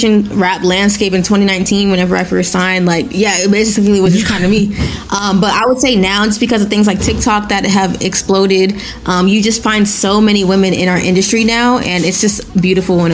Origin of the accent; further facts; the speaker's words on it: Nigeria; first language Yoruba; English is a second language; moved away; I'm Nigerian. I was literally born in Nigeria.